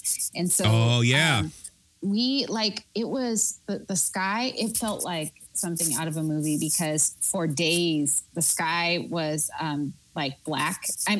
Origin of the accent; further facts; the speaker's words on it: Pacific Northwest, United States; But I am from the Northwest, the Pacific Northwest. And so I was totally unprepared for the cold.